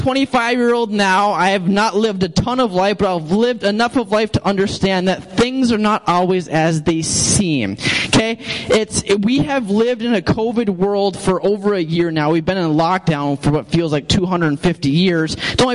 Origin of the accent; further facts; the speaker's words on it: St. Cloud, Minnesota, United States; moved away; I'm from St. Cloud